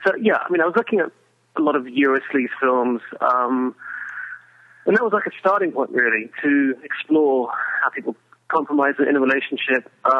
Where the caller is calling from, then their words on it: Hungary